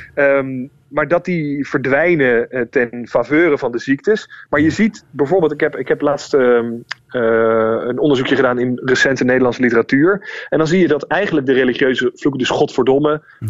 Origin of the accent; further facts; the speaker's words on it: The Hague, South Holland, Netherlands; moved away as an adult; Dus ik kom uit Den Haag